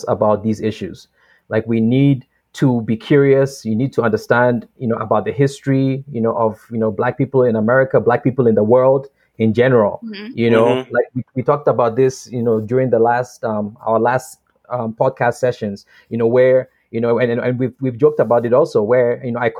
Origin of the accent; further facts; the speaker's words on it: Ghana; moved away; I'm coming from Ghana